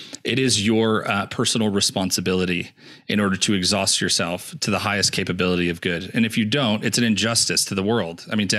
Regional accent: Rochester, New York, United States; I grew up in Rochester.

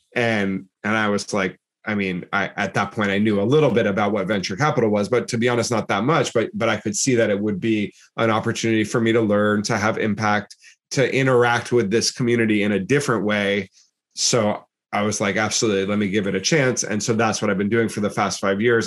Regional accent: Massachusetts, United States; moved away as an adult; also born or lived in New York / New Jersey; I'm from the US, I'm from Massachusetts, and I was going to school in New York

